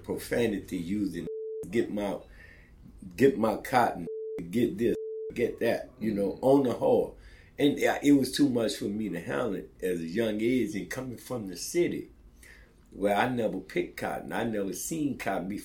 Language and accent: English; New Orleans, Louisiana, United States; I was growing up in the Fisher Project, they had a Black Panther Party chapter in the Fisher Project